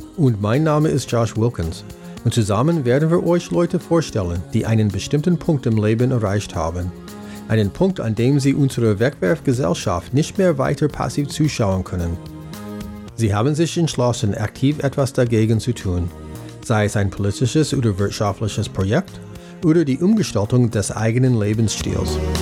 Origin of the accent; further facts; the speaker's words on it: United States; German is a second language; moved away as an adult; now in Germany; ich bin Amerikaner und wohne seit fast 20 Jahren hier in Deutschland